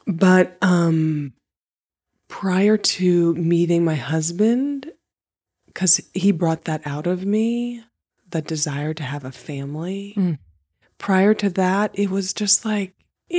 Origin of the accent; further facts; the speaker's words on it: West Virginia, United States; moved away; I was born and raised in West Virginia.